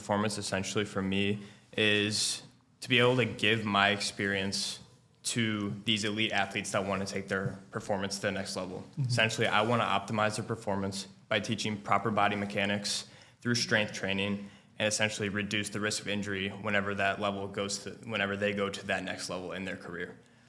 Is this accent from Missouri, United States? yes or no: yes; St. Louis, Missouri, United States; from St. Louis, Missouri, my entire life, born and raised here in Oakville area, more so down towards like South County.